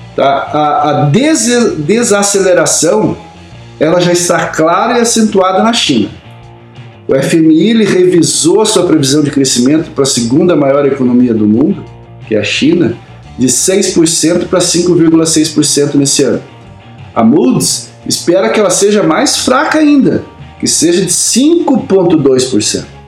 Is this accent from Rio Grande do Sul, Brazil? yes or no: no; Campo Mourão, Paraná, Brazil; quando eu era criança pequena lá em Camorão